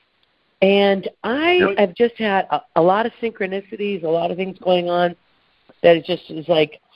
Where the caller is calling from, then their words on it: Malibu, California, United States; It's …, and I'm from Malibu area.